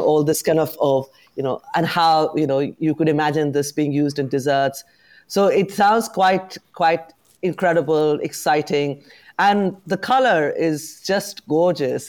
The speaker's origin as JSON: {"language": "English", "region": "London", "country": "United Kingdom", "said": "I'm very proud as a Londoner who has set up a business in the city"}